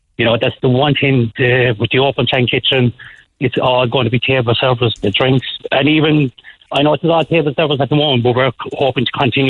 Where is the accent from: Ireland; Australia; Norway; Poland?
Ireland; Liscal, Munster